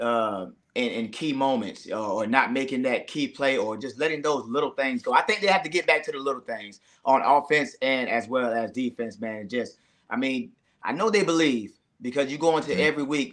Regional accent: Largo, Florida, United States; Largo, Florida, man. A little small city, but I love it. That's home for me

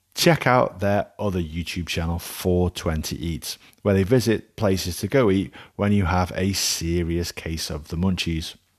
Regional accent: Alsager, North West England, United Kingdom; my hometown of Allsager does not have a Mexican restaurant.

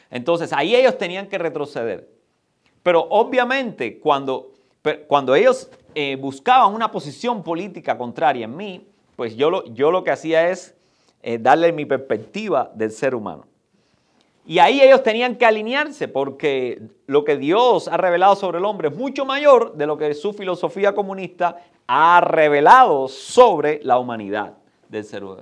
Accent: Cuba; Pero ahora, vayamos, porque nosotros venimos de Cuba.

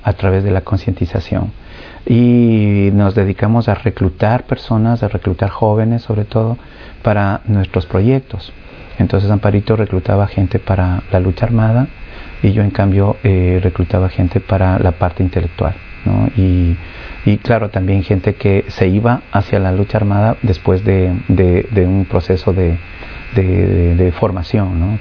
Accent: Ecuador; vengo de, Ecuador

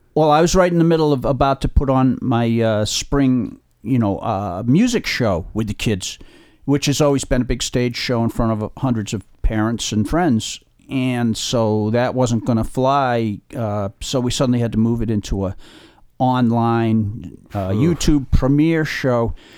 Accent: Holliston, Massachusetts, United States; I grew up in Holliston, which is in Middlesex County outside of Boston.

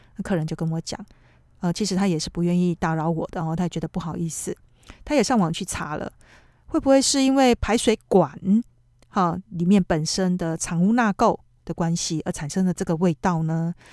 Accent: Taiwan; now in Tokyo, Japan; 我们台湾人

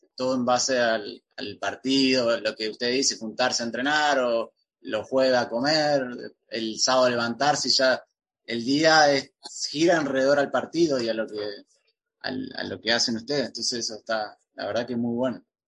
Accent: Entre Ríos, Argentina; yo soy de Entre Ríos

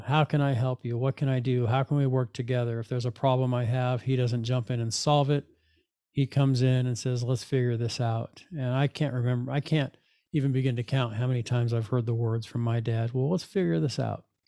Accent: Fullerton, California, United States; the life of an eighteen-year-old when I was graduating from Fullerton High School

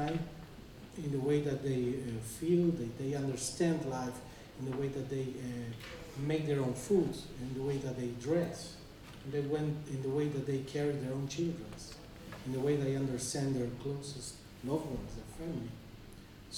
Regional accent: Bolivia; I come from Bolivia

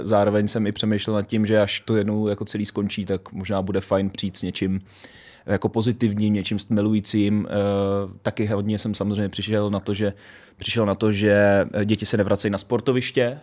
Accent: Pečky, Central Bohemian Region, Czechia; já jsem z Peček

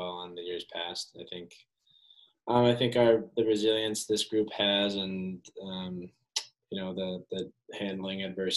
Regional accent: Madison, Wisconsin, United States; growing up in Madison with my family here

